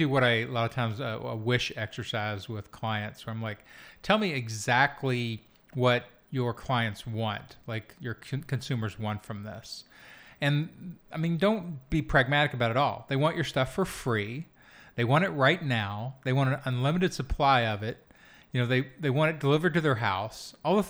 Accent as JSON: {"language": "English", "region": "Kentucky", "country": "United States", "tie": "born or raised there", "said": "I'm from Kentucky. I did not ignore it. I grew up in it."}